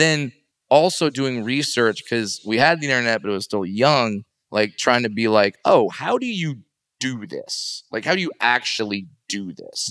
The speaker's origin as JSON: {"language": "English", "area": "Los Angeles or Orange County", "region": "California", "country": "United States", "tie": "born or raised there", "said": "I grew up in Los Angeles or Orange County"}